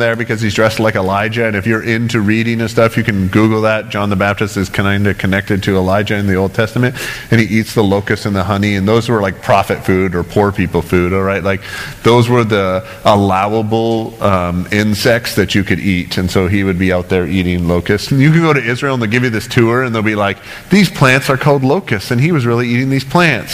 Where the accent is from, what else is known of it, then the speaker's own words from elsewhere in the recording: Canada; as a Canadian